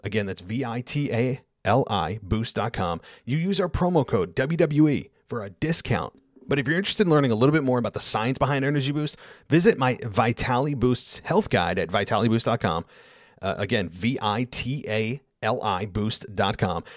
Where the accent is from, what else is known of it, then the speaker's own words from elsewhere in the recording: United States; in the United States, given it's my, my home country